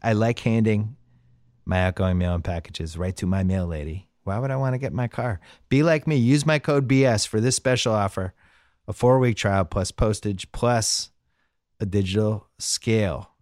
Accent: Boston, Massachusetts, United States; now in Los Angeles, United States; I'm from Boston.

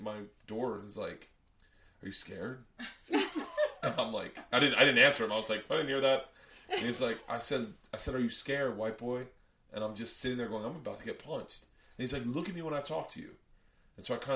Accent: the South, United States; moved away; also born or lived in New York; growing up in the South, every hateful word you could ever imagine was uttered just in a baseball practice.

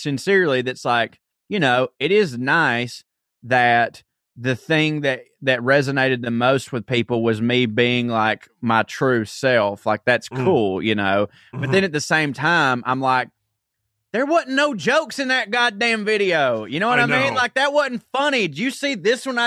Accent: Marjorie Taylor Greene's district, Georgia, United States; I'm from her district.

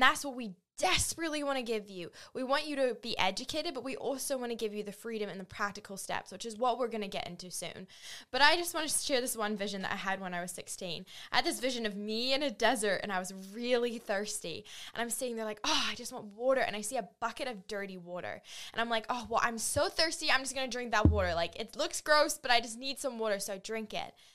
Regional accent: New Zealand; moved away as an adult; now in United States; I grew up in New Zealand on a farm

